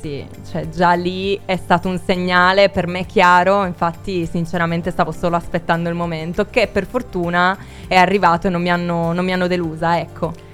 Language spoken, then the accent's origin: Italian; Sardinia, Italy; anch'io sono del sud, sono della Sardegna